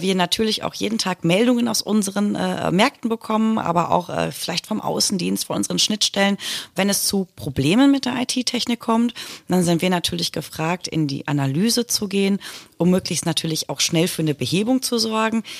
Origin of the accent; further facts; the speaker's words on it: Hattingen, North Rhine-Westphalia, Germany; Ich bin gebürtig aus Hattingen an der Ruhr.